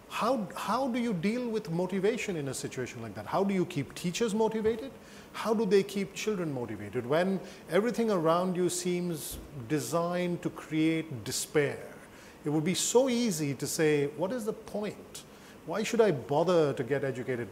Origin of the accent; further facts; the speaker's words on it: United States; I'm Amer American.